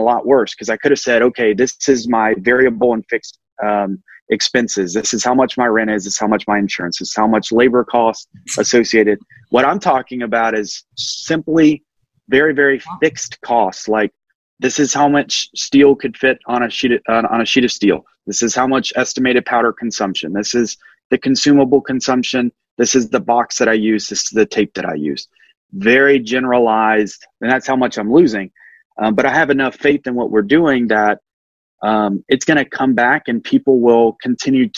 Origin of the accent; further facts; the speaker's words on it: Alabama, United States; I'm just a normal guy from Alabama